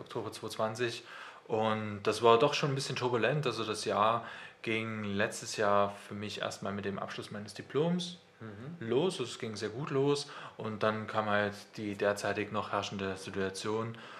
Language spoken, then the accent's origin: German; near Wurzen, Leipzig area, Saxony, Germany; now in Leipzig, Germany; Also ich komme halt aus dem Umkreis von Leipzig, äh, tatsächlich aus Losser bei Wurzen. Und da habe ich bei meinen Eltern, die haben halt einen Bauernhof